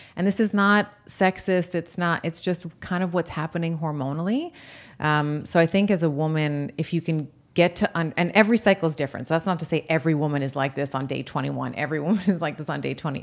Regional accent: Canada; also born or lived in United States; as a Canadian, uh, but also as an American

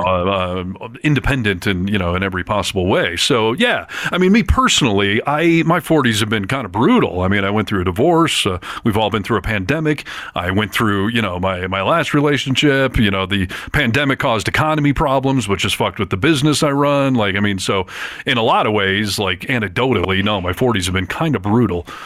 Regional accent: Michigan, United States; I grew up in Michigan where hunting was super commonplace

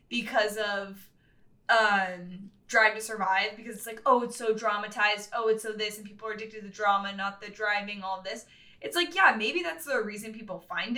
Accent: West Coast, United States; I grew up on the West Coast

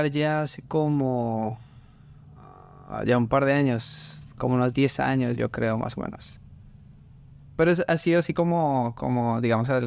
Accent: Bogotá, Colombia; moved away as an adult; now in Louisiana, United States; yo soy de Colombia. ¿De qué parte? De Bogotá, la capital. Ah, llegué hace unos cuatro años y medio más o menos. Em, mi familia, toda mi familia está allá en Colombia

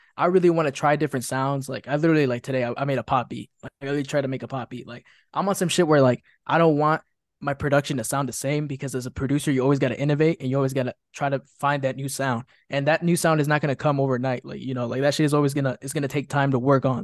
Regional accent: Chicago, Illinois, United States; I was born and raised in Chicago, Illinois

